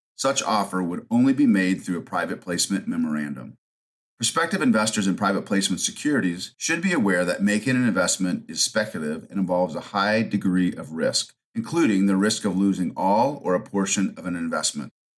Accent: Pacific Northwest, United States; moved away; also born or lived in Midwest; I actually grew up in the Pacific Northwest

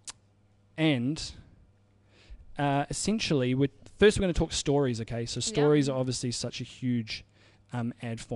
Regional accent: New Zealand; I'm from New Zealand

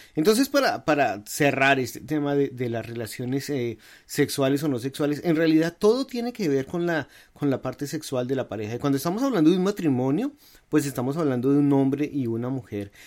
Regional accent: Colombia; moved away as an adult; now in United States; nosotros venimos de Colombia

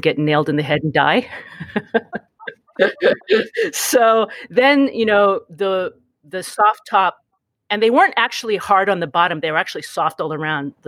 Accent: Honolulu, Hawaii, United States; now in New York, United States; I was born in Honolulu, mm-hmm. and I grew up on the South Shore

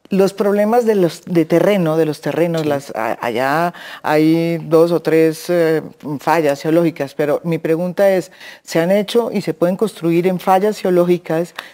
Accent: Paisa region, Colombia; sí, soy paisa. Soy pura, pura.

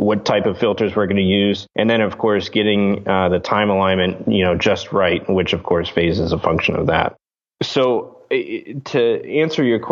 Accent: Chicago, Illinois, United States; also born or lived in Interlochen, Michigan; Me and my brother were raised as musicians. We grew up here in the Chicago area

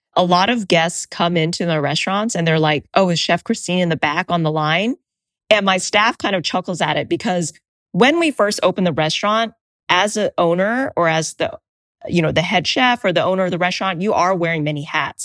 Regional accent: United States; I identify as Asian American or Vietnamese American

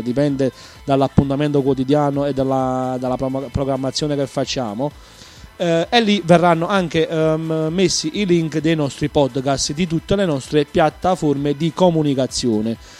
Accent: Naples, Campania, Italy; sono un patriota della mia terra, della mia Napoli. Sono una persona proprio che, che tiene le radici proprio alla mia città.

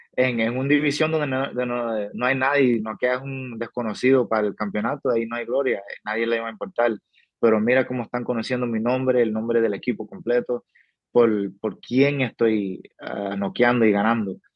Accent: New Mexico, United States; also born or lived in Cuba (family); now in Las Vegas, United States; mi familia viene de Cuba, yo nací, me creí en Nuevo México, alrededor de mexicano

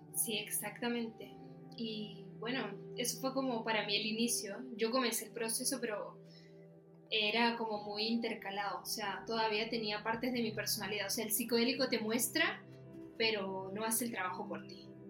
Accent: Venezuela; moved away as an adult; now in Chile; yo vivía en Venezuela. O sea, yo soy de Venezuela. Mi papá es chileno, pero él se fue para allá

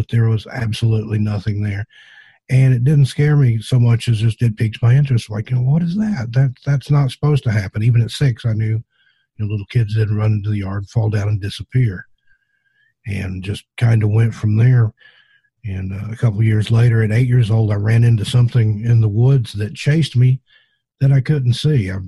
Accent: the South, in the Appalachians, United States; I grew up in the South, in the Appalachians

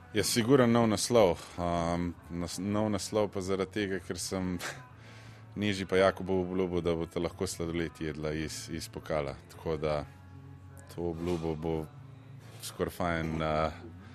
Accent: Slovenia

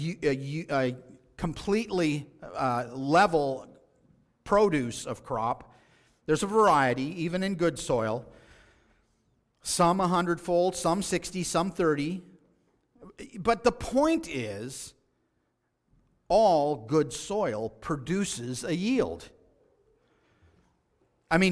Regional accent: Texas, United States; I remember as a child growing up in West Texas, many a day were spent in the field hoeing weeds.

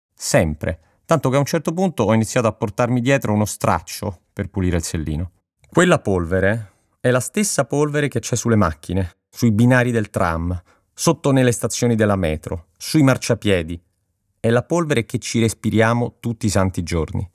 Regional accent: Rome, Lazio, Italy; moved away as an adult; now in Milan, Italy; appena mi sono trasferito da Roma

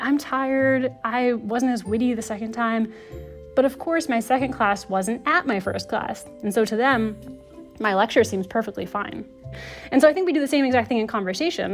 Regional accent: United States; I'm American

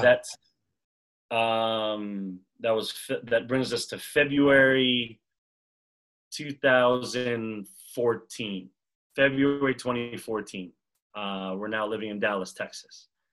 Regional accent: Montreal, Quebec, Canada; moved away as an adult; also born or lived in Massachusetts; now in Los Angeles, United States; I grew up in Montreal

